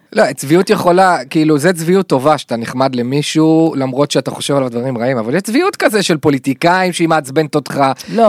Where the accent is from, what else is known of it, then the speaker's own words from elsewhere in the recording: the Krayot, Haifa District, Israel; גדלתי בקריות